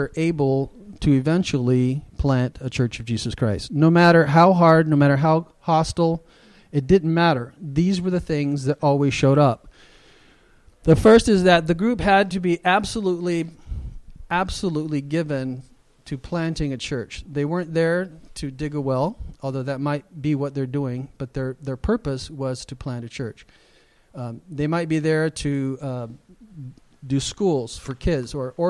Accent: United States; as a Westerner, as an American

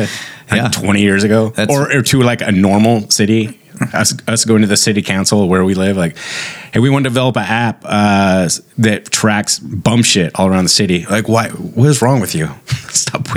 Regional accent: California, United States; also born or lived in San Francisco

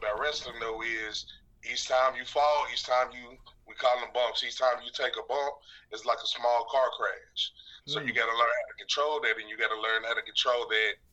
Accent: Little Rock, Arkansas, United States; I'm from Little Rock, Arkansas

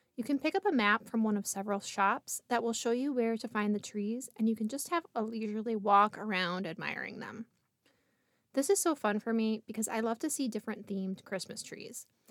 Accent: New York, United States; I'm from New York

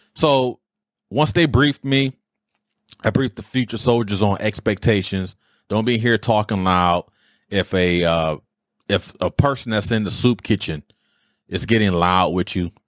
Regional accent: Detroit, Michigan, United States; I grew up in Detroit. All of us grew up in Detroit

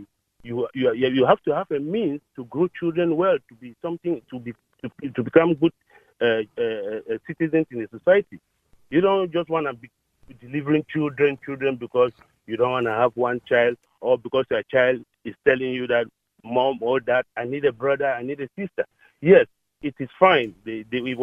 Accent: southern region of Cameroon, Cameroon; now in Ireland; I'm from Cameroon

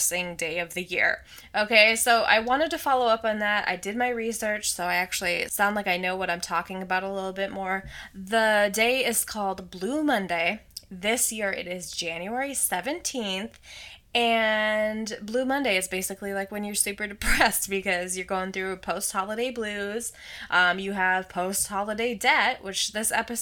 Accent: Minnesota, United States; now in Los Angeles, United States; I'm originally from the Midwest

